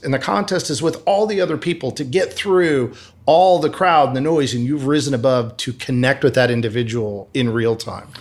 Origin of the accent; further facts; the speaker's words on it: Michigan, United States; moved away as an adult; also born or lived in Arizona; I grew up in the Midwest in Michigan